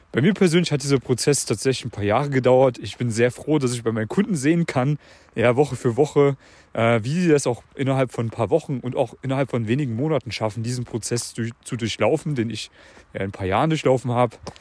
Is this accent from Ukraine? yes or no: no; Central Germany, Germany; moved away; Ich bin gerade in der Heimat hier